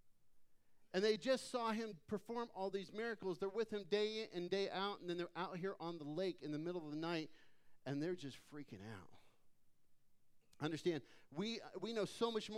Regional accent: Phoenix, Arizona, United States; moved away; I grew up in Phoenix

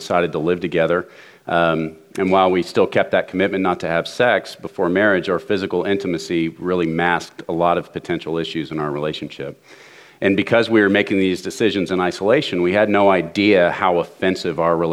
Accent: Dallas, Texas, United States; I grew up in Dallas

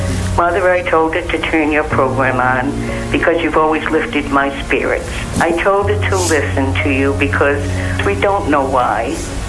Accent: Rhode Island, United States; I'm from Rhode Island.

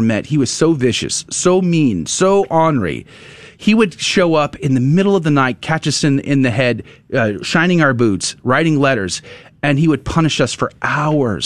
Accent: San Antonio, Texas, United States; I grew up in San Antonio, most Hispanic city in, in America

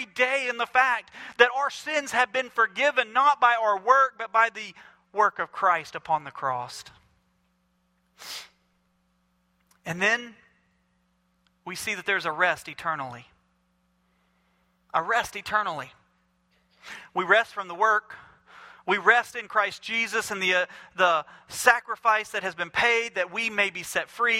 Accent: Mobile, Alabama, United States; I'm from Mobile, Alabama

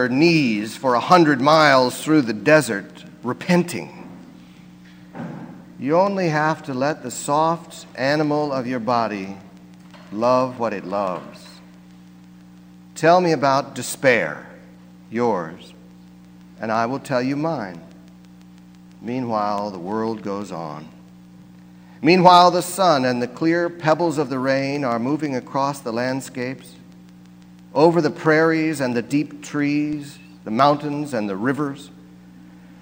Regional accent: near St. Louis, Missouri, United States; I come from Missouri, and I grew up not far from where the Missouri and the Mississippi rivers come together just above St. Louis

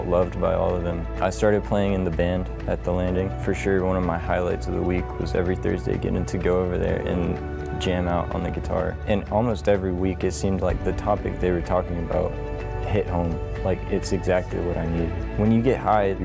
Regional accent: Houston, Texas, United States; also born or lived in Hawaii; I was born in Hawaii because my dad was in the Army. And when I was 3, we moved back to Houston

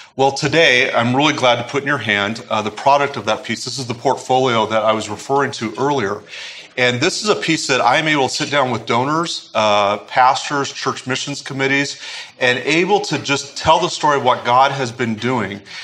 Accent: United States; as Americans

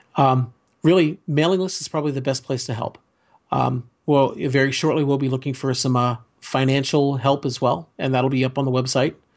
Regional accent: Fairfax County, Virginia, United States; when I grew up in Fairfax County

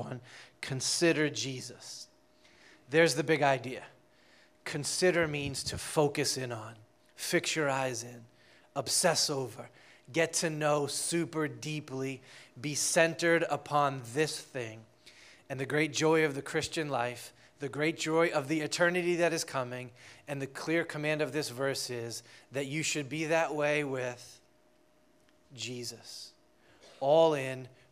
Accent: Boston, Massachusetts, United States; I'm from Boston

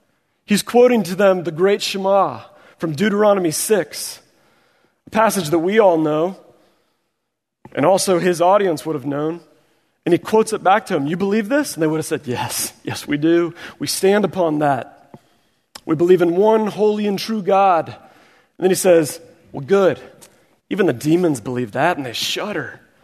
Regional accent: Missouri, United States; I am from Missouri, the show me state. I see another Missouri brother there shaking his hand.

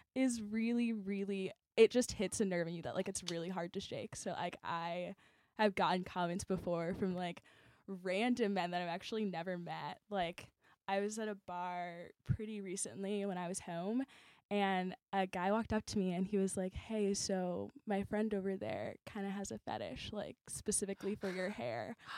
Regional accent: Chicago, Illinois, United States; we're from Chicago

